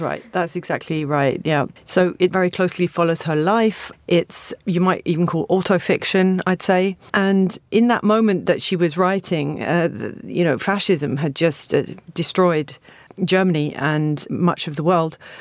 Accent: Stevenage, East of England, United Kingdom; I grew up in Stevenage, which is a new town about twenty minutes from here up the A one.

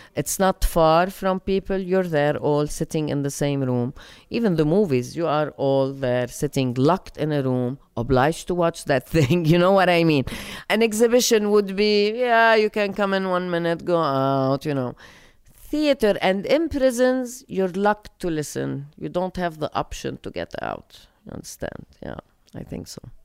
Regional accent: Lebanon; moved away as an adult; also born or lived in United States; I come back to Lebanon from the States

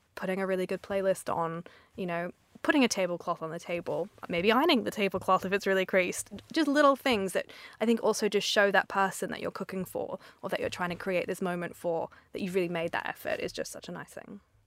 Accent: Australia; moved away as an adult; now in London, United Kingdom; I'm from Australia originally

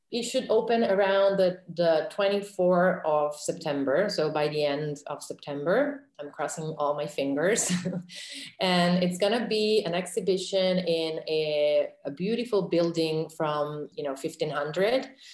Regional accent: Reggio Emilia, Emilia-Romagna, Italy; in Reggio Emilia, which is my hometown

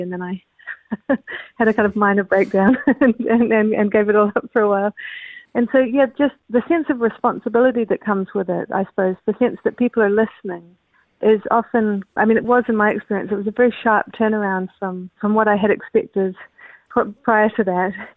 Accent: New Zealand; also born or lived in Canada; I'm a New Zealander.

